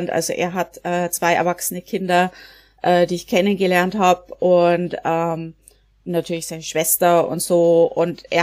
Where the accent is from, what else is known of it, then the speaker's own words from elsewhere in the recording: Bavaria, Germany; now in United States; Ich komme aus der Oberpfalz und bin in den USA, ähm, in Connecticut, also in Neuengland im Moment.